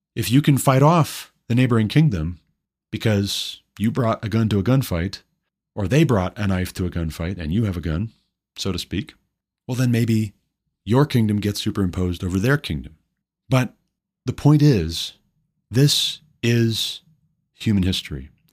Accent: Montana, United States; my home state, Billings, Montana

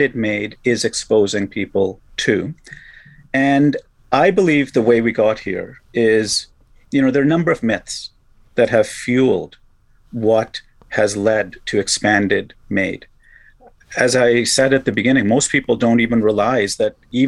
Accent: Canada; as a Canadian, I like to pride our country

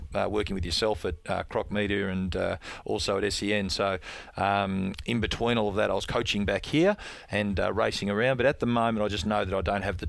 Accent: Melbourne, Victoria, Australia; I was born in Moorabbin in the eastern outer suburbs of Melbourne

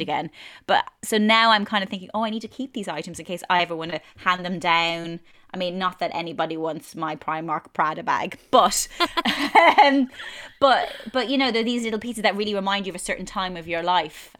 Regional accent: Ireland; moved away as an adult; now in London, United Kingdom; growing up in Ireland

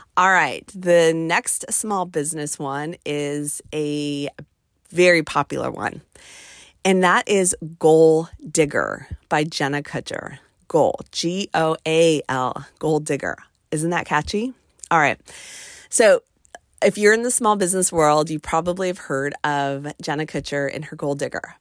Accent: West Coast, United States; now in East Coast, United States; I'm kind of from the West Coast

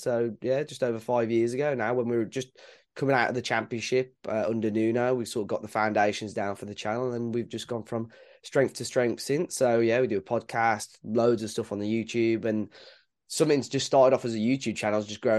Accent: Wolverhampton, West Midlands, United Kingdom; born and raised in Wolverhampton, really. I'm part of quite a big family. I've got a lot of family. My family actually originate from Malta

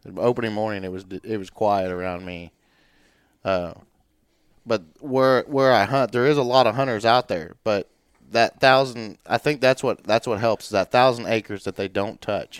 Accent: Warrensburg, Missouri, United States; born and raised in Warrensburg, Missouri

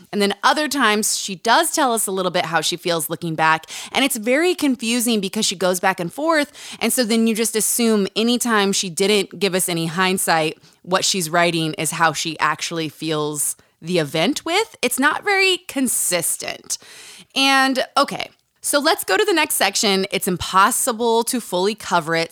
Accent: Utah, United States; Growing up in Utah

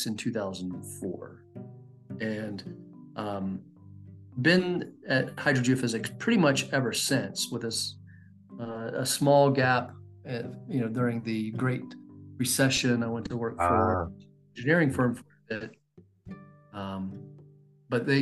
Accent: West Virginia, United States; now in Tucson, United States; I grew up in West Virginia

